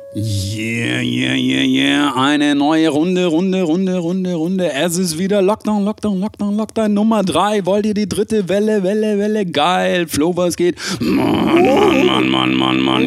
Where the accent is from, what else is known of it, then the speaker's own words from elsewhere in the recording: Germany; bei uns in Deutschland